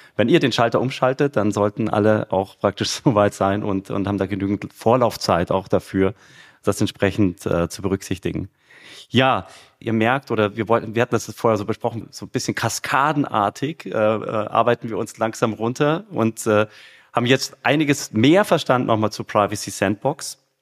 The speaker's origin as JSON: {"language": "German", "town": "Munich", "region": "Bavaria", "country": "Germany", "tie": "born or raised there", "said": "ich bin ja ein Münchner, ja. Also in München geboren, wohne immer"}